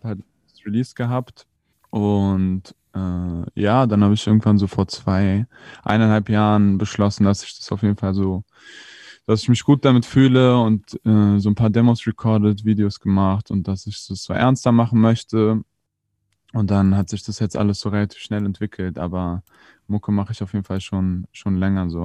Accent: Berlin, Germany; sind hier aufgewachsen, mein Bruder und ich. Ist ja in Moabit

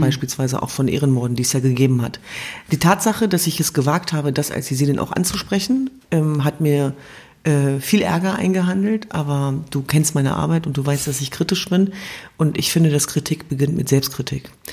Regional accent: Germany; in meiner Heimat Deutschland

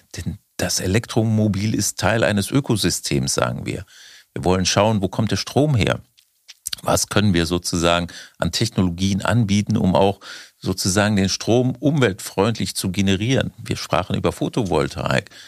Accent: Germany; wir in Deutschland

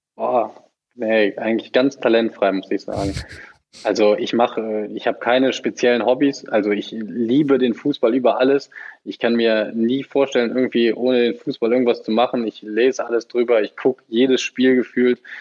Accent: the West, western Germany, Germany; Ich bin voll ein Kind des Westens habe mein ganzes Leben lang hier gespielt

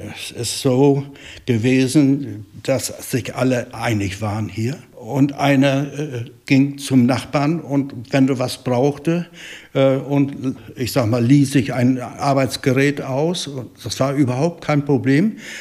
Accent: Eickelberg, Mecklenburg-Vorpommern, Germany; ich bin hier geboren 1947, habe hier äh, die Kinderheit und die äh, Jugendzeit hier verbracht

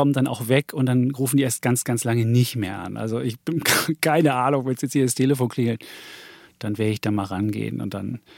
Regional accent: Austria; wir wollten eine Banane für mich als Ösi.

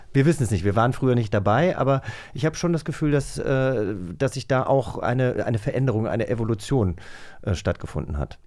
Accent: Hesse, Germany; ich äh, komme ja aus einem kleinen Dorf auf, aus Hessen

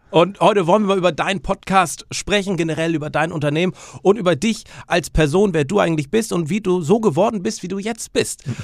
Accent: North Frisia, Flensburg, Schleswig-Holstein, Germany; da wo ich herkomme, Nordfriesland, Flensburg oben

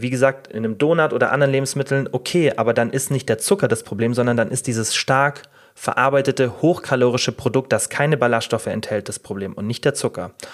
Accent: Germany; bei uns in Deutschland

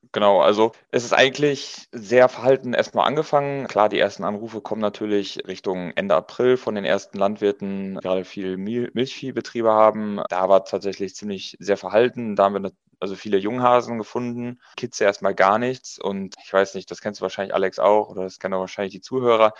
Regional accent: Münsterland, North Rhine-Westphalia, Germany; Wir kommen aus Münsterland

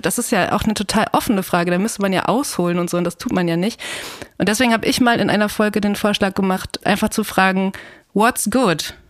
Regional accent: Ruhr area, North Rhine-Westphalia, Germany; moved away; ich komme auch aus dem Ruhrgebiet und ich bin da total gerne

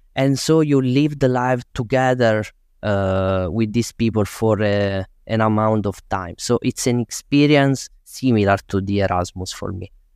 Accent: Tursi, Basilicata, Italy; moved away as an adult; also born or lived in Rome; it's my hometown

